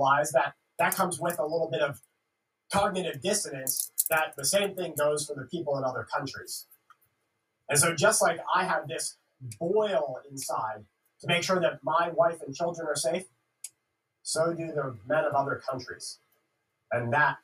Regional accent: Florida, United States; I grew up in Florida

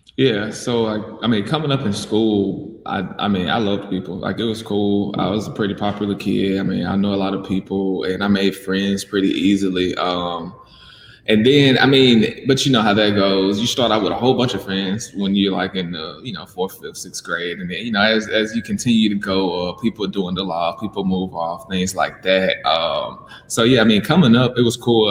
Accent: Mississippi, United States; moved away as an adult; now in Birmingham, United States; I'm from Mississippi. So I lived in Mississippi my whole life before moving here to Birmingham.

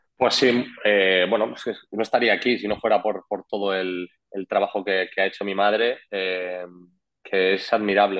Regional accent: Madrid, Community of Madrid, Spain; moved away as an adult; also born or lived in Andorra; now in Tenerife, Spain; yo estaba en estudiantes en Madrid, en mi casa, con mis amigos

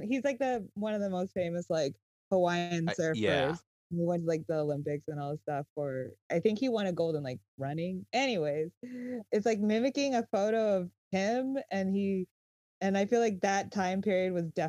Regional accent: Japan; moved away; I grew up in Japan

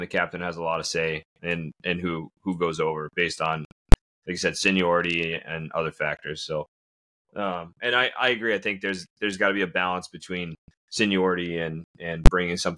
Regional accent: Florida, United States; moved away; I grew up down in Florida, so I'm a transplant too

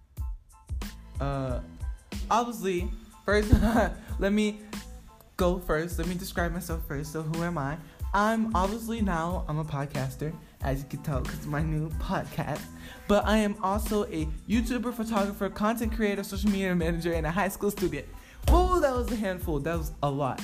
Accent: Gwinnett County, Georgia, United States; also born or lived in Savannah, Georgia / Virginia; I grew up mostly in Gwinnett County, but my childhood that I remember as like a little kid was majority in Savannah and Virginia

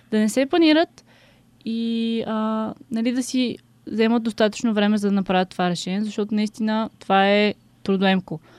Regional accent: Bulgaria; все пак съм българка, българка от Марс, но никога не съм се сблъскала с българската политическа сцена.

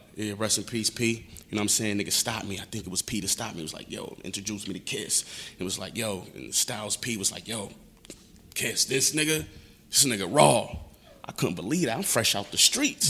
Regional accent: Buffalo, New York, United States; I'm from Buffalo, New York, East Side

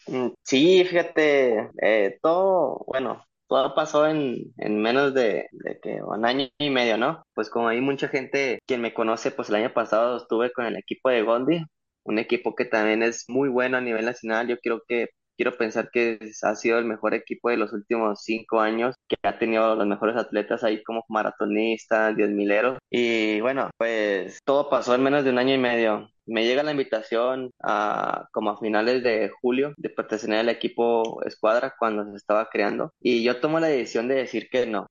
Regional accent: Ciudad Juárez, Chihuahua, Mexico; Yo soy de Ciudad Juárez, para los que no, no, no sepan, donde da vuelta el aire, allá, de allá soy

